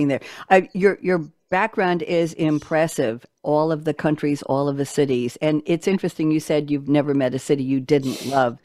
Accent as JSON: {"language": "English", "region": "New York", "country": "United States", "also_born_or_lived": "Tellico Village, Loudon, Tennessee", "moved": "yes", "lives_now": "Loudon, Tennessee, United States", "said": "I am a New Yorker"}